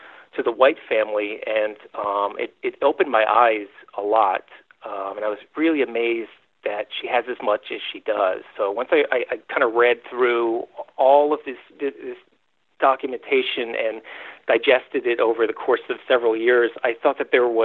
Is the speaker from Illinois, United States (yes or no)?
no; Bucks County, Pennsylvania, United States; I'm from Bucks County, Pennsylvania, originally.